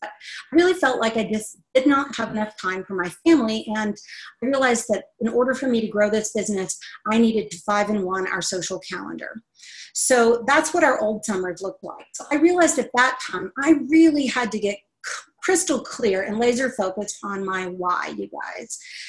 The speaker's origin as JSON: {"language": "English", "region": "Texas", "country": "United States", "said": "I'm from Texas, but I lost my accent, y'all."}